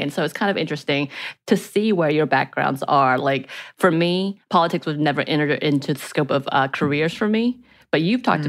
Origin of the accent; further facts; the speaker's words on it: Georgia, United States; where I grew up are very red